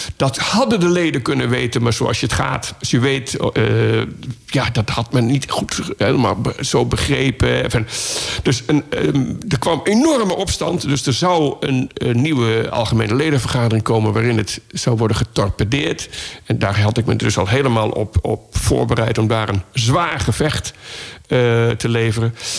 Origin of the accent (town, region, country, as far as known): Laren, North Holland, Netherlands; born or raised there